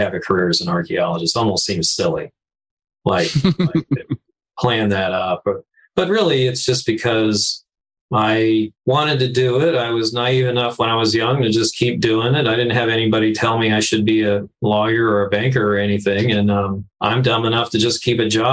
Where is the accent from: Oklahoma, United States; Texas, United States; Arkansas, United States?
Oklahoma, United States; Stillwater; moved away; I grew up in Stillwater, Oklahoma, which is where Oklahoma State University is